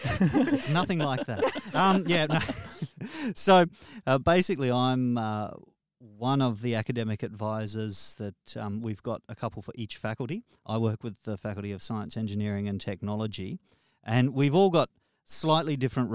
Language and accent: English; Darwin, Northern Territory, Australia; born there; I was born in Darwin.